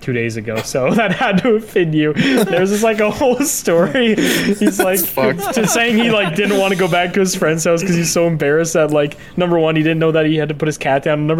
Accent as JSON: {"language": "English", "country": "Canada", "said": "I'm a Canadian. I don't know if that affects my accent."}